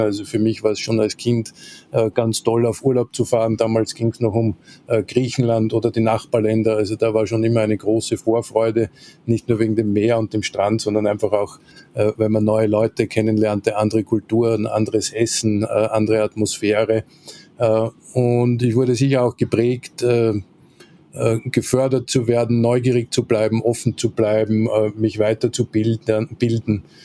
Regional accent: Linz, Upper Austria, Austria; moved away as an adult; also born or lived in Salzburg / Vienna; bin ich Österreicher, äh, vor gut 50 Jahren in Linz an der Donau geboren, äh, bin dort auch zur Schule gegangen

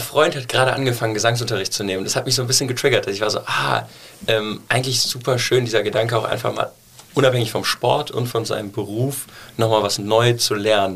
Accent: Cologne, North Rhine-Westphalia, Germany; also born or lived in New York; ich bin in Deutsch aufgewachsen

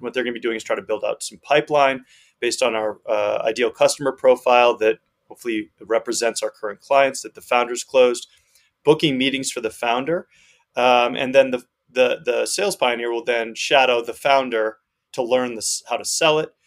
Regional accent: Northeast United States, United States; moved away as an adult; also born or lived in Amsterdam; I grew up uh, in the Northeast United States

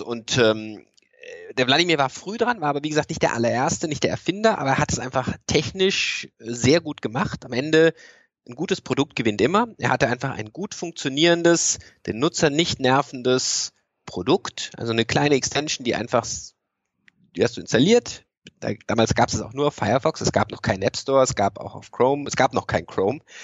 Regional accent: Freiburg, Baden-Württemberg, Germany; now in Cologne, Germany; ich komme ursprünglich aus Freiburg

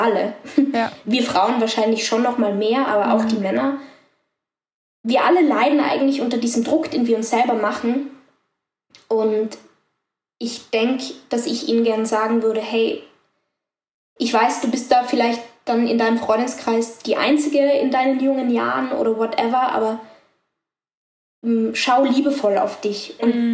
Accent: Tyrol, Austria; weil ich bin in Tirol aufgewachsen bei meiner Oma

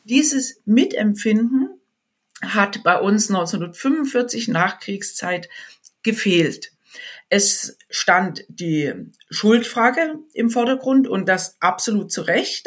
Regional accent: Germany; bei uns in Deutschland

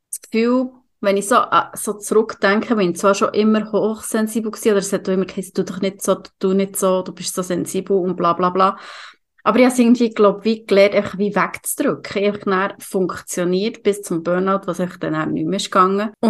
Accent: Aargau, Switzerland; Und ich als Aargauer richtig Glück gehabt.

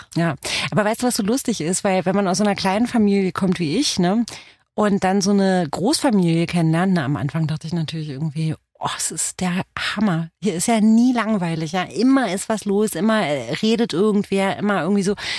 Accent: Romania; first language Romanian; German is a second language; now in Germany; aus Rumänien bin ich

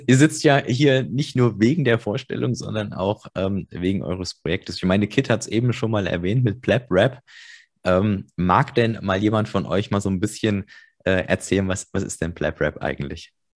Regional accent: Germany; ich bin noch in der DDR geboren

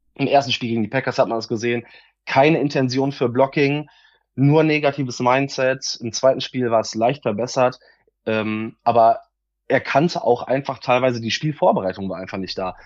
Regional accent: Solingen, North Rhine-Westphalia, Germany; ich komme aus Solingen

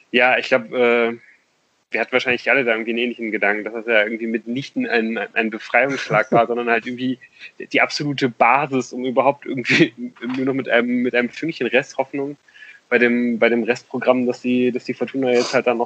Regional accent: Cologne, North Rhine-Westphalia, Germany; als, als Kölner, auch wenn man den Verein eigentlich eher ungern mit äh, guter Presse bedenken möchte.

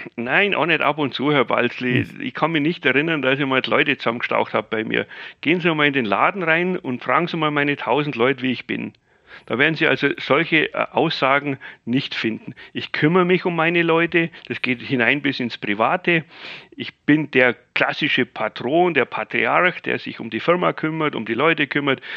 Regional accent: Bavaria, Germany; ich bin ja Bayer

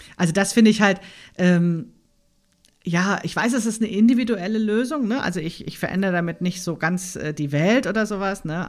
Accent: Frankfurt, Hesse, Germany; now in Berlin, Germany; ich bin in Frankfurt aufgewachsen, ne? in dieser Bankerstadt

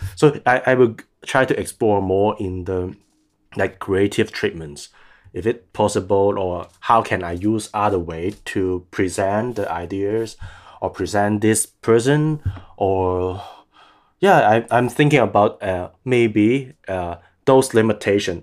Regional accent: Hong Kong; I'm still trying to base in Hong Kong as long as I can, as long as I feel that I don't have danger. So because I really want to stay there as my hometown

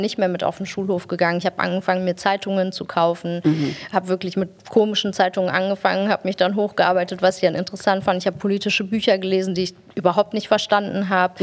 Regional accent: Germany; bin ich in der Kinderarmut groß geworden, die in Deutschland einfach ein großes Thema ist

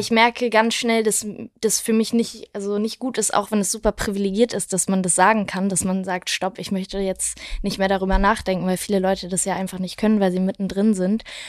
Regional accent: Wedel, Schleswig-Holstein, Germany; now in Berlin, Germany; in meiner Heimatstadt in Wedel

